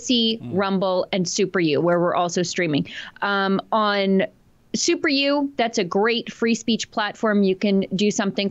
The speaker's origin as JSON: {"language": "English", "town": "Fort Saskatchewan", "region": "Alberta", "country": "Canada", "said": "I'm from Fort Saskatchewan"}